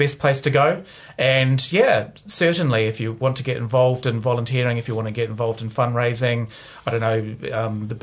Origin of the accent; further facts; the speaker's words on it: Christchurch, Canterbury, New Zealand; I'm from Christchurch